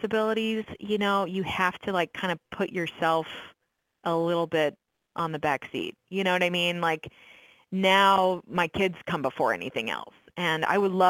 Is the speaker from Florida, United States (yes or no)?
yes; Orlando, Florida, United States; moved away as an adult; also born or lived in San Francisco / New York; move back to Orlando, which is my hometown